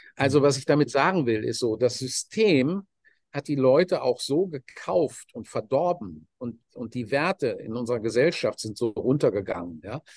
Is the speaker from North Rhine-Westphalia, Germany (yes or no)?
yes; Dortmund, North Rhine-Westphalia, Germany; ich komme aus einer normalen Arbeiterfamilie in, in Dortmund